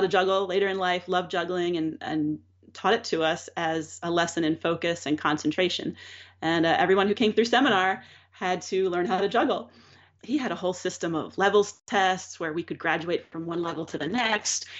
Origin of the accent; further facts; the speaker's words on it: Drexel Hill, Pennsylvania, United States; moved away as an adult; also born or lived in Philadelphia / New York; now in Pennsylvania, United States; I grew up in Drexel Hill, Pennsylvania, which is a suburb of Philadelphia